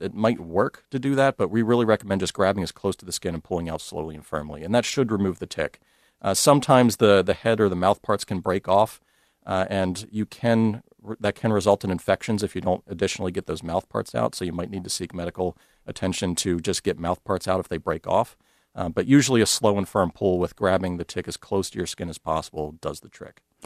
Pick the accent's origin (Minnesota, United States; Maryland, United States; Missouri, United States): Maryland, United States; moved away as an adult; also born or lived in Utah; now in Iowa, United States; I grew up in Maryland where ticks were very common.